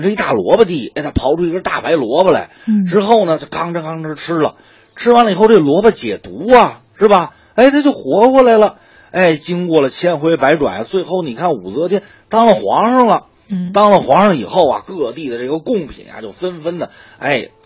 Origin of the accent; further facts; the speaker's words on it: Northeast China, China; 咱们东北人就爱吃各种各样的干儿